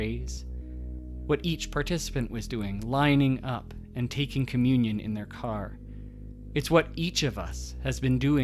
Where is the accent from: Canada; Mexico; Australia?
Canada; we're Canadian